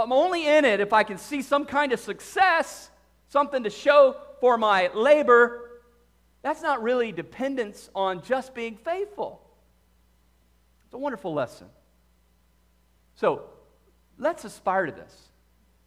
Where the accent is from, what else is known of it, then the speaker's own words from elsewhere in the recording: the South, United States; I grew up in the South.